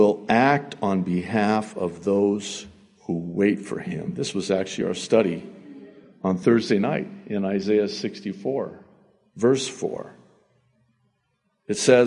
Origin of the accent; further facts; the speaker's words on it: United States; also born or lived in Beirut, Lebanon; I was born in Beirut, Lebanon, to my Egyptian father and my Arab mother, and we immigrated legally, of course, to America when I was 9 months old, 1963.